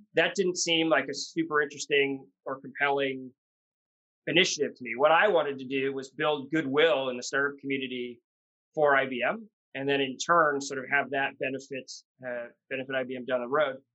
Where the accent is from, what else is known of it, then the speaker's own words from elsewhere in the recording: Washington, United States; also born or lived in New York; I'm, a Washingtonian, grew up here, uh, born in New York, but grew up in Washington